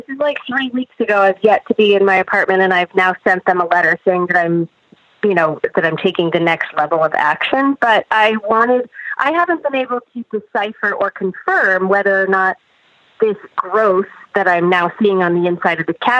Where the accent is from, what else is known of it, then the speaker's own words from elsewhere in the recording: New York, United States; New York, New York.